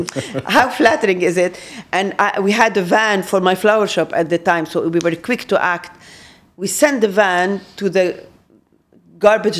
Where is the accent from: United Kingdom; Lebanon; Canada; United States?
Lebanon; we're Lebanese